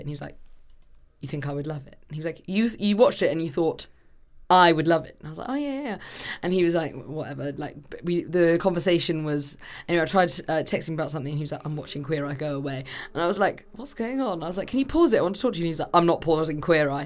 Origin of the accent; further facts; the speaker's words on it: England, United Kingdom; as an English person